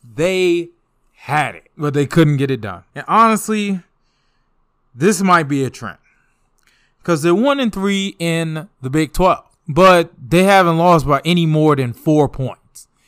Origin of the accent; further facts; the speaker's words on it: DMV, United States; I'm from the D M V.